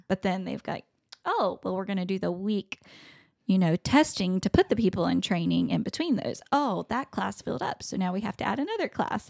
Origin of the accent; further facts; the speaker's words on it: the South, United States; I'm from the South